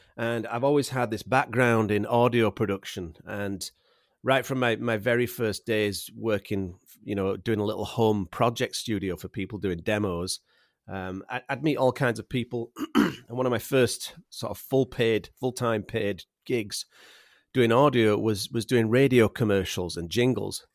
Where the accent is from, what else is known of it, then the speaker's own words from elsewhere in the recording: Yorkshire and the Humber, United Kingdom; accent: Yorkshire; moved away as an adult; now in Vancouver Island, Canada; I was raised in England and, and I was taught, uh, English in England